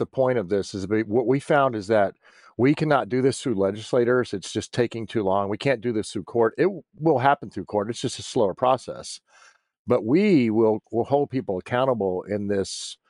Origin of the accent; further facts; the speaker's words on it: United States; I'm still an American, and I'm still a veteran who is concerned about this country.